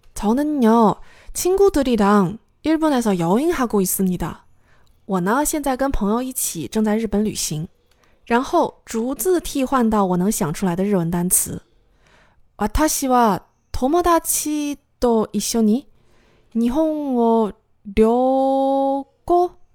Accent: China; 我是中国人

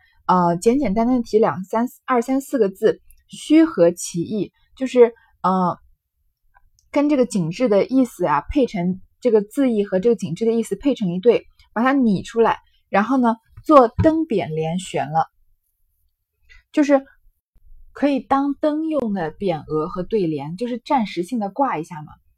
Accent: China; 我们中国人很讲究，很喜欢这种奇石

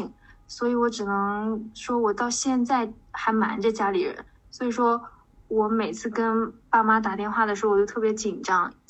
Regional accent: Shandong, China; 我是一个山东人，然后有一个名言叫做。山东人不做那个呃，不考公务员和当老师，全都是嬉皮士

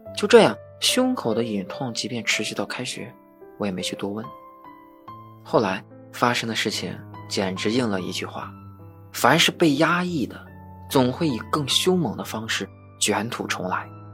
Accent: Fushun, Liaoning, China; 我是一名成长在抚顺的东北人

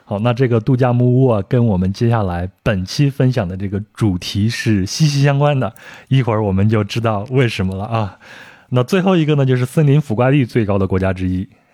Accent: China; 我小时候生活在农村

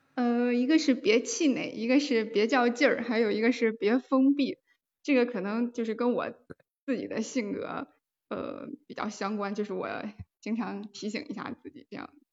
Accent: Taiyuan, Shanxi, China; also born or lived in Cangzhou, Hebei; now in Wuhan, China; 我是出生在河北沧州，然后在山西太原长大。呃，目前是在武汉上学

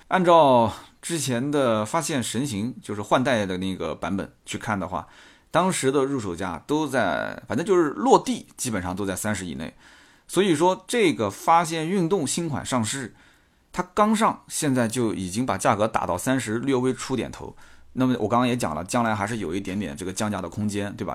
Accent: Nanjing, Jiangsu, China; accent: Nanjing; 到今天还有很重的南京口音

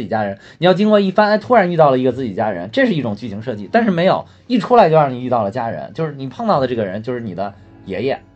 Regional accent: China; 咱们国家

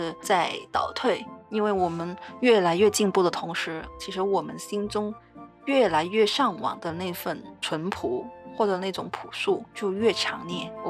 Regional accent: Hong Kong; also born or lived in Shenzhen, China; 我从小在香港、深圳这些城市里生活，可以说只有很少的农村生活体验

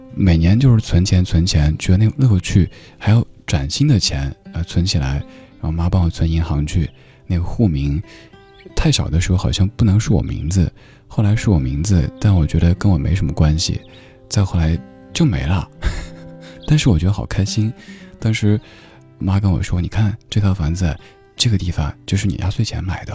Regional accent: Chengdu, Sichuan, China; moved away; 我老家成都

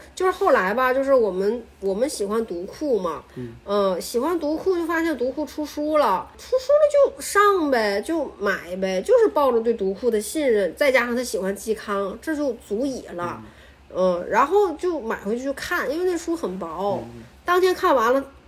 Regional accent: Shandong, China; also born or lived in Beijing; now in Northeast China; 我在东北，我是一个山东人

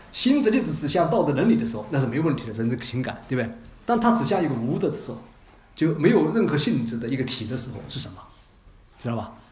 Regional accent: China; 在冰山下面就表明我们中国人的政治思维的逻辑

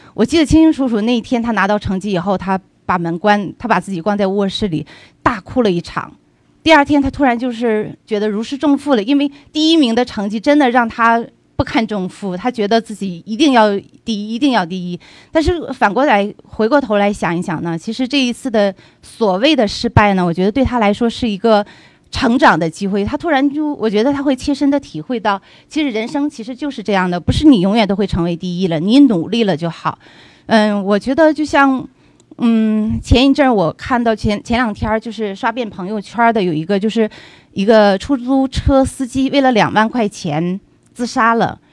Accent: China; moved away as an adult; now in United States; 我们中国人，我们华裔很聪明

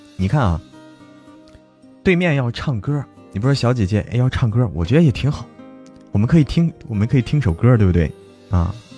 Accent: China; 我来自中国啊。来自中国

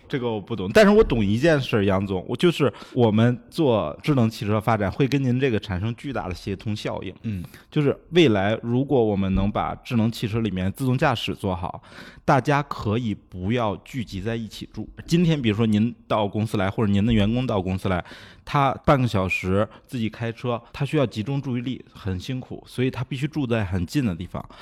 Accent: China; 其实我们中国人在做交互上也比它更优秀一点儿

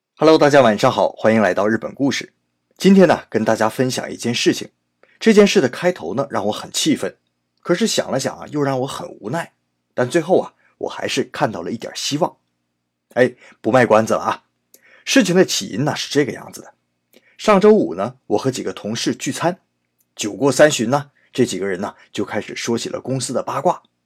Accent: China; 我们中国人

